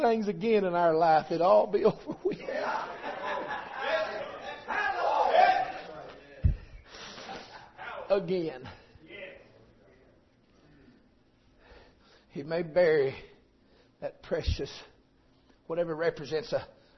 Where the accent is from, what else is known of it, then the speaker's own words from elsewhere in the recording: Tunnel Hill, Georgia, United States; I'm from Tunnel Hill, Georgia